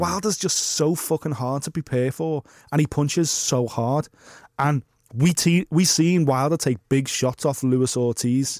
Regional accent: Liverpool, North West England, United Kingdom; accent: Scouse; how scouse I progressively got

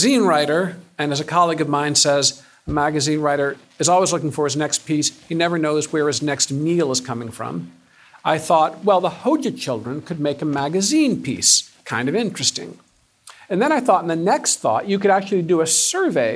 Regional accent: Ann Arbor, Michigan, United States; moved away; I'm a Michigander. I'm from Ann Arbor.

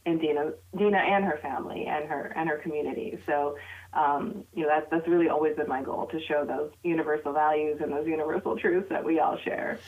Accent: United States; my identity as a Pakistani American Muslim child of immigrants

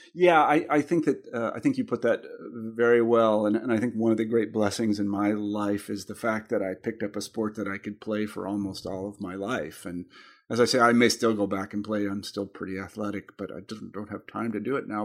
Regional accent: Kansas, United States; now in Western Massachusetts, United States; I'm from Kansas originally

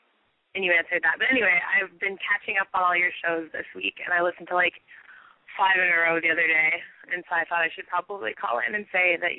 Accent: Toronto, Ontario, Canada; now in Halifax, Canada; I'm calling from Halifax, and I've called you before, but I'm from Toronto, which is 416.

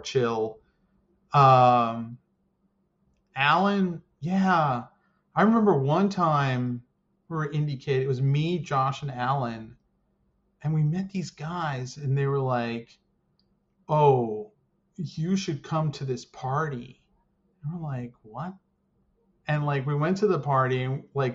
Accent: United States; being American

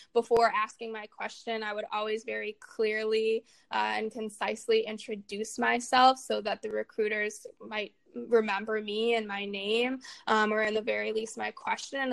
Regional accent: Chicago, Illinois, United States; growing up in Chicago, I mean, it's a really interesting experience, especially sort of the way that that I experienced my childhood there

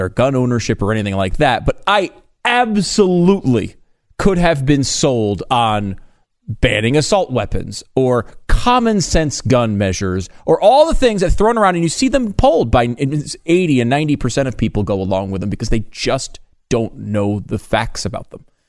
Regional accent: Connecticut, United States; I grew up in Connecticut

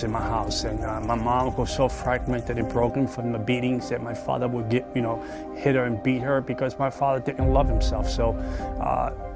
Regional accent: New York City, New York, United States; I was born in the South Bronx

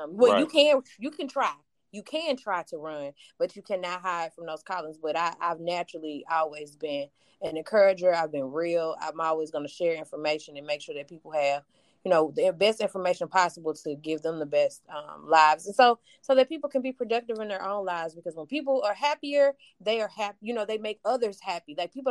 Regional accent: East St. Louis, Illinois, United States; I'm originally from East St. Louis, Illinois.

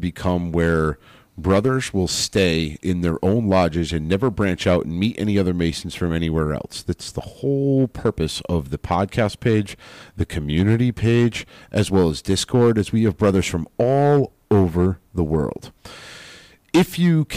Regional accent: United States; as an American

